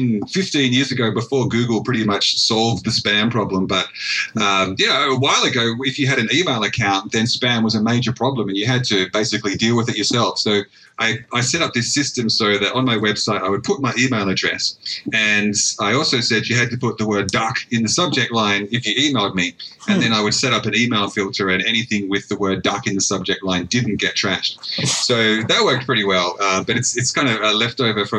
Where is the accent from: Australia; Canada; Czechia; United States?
Australia; being an Australian